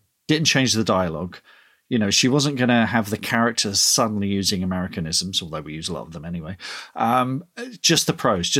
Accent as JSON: {"language": "English", "country": "Ireland", "said": "don't start giving me one star reviews because I use S's instead of Z's because I'm Irish. You know, this is how I write, kind of thing."}